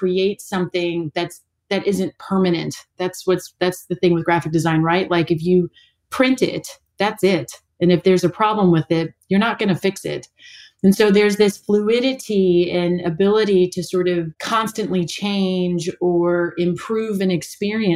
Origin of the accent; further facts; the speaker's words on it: Kentucky, United States; moved away as an adult; also born or lived in Middlebury, Vermont; now in New Zealand; I'm from Kentucky.